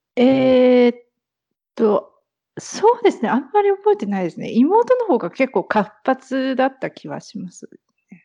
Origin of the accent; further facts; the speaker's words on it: near Narita, Chiba, Japan; moved away; 千葉県の方です